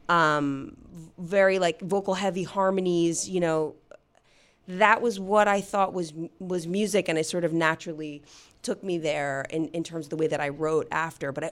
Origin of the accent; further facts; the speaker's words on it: New Jersey, United States; I grew up in New Jersey.